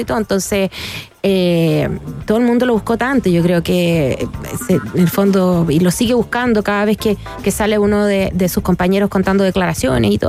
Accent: Chile; como los chilenos acá

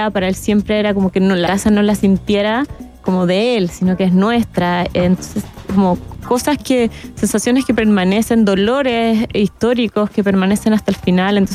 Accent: Chile; tenemos que como chilenos reconstituir nuestra memoria emocional

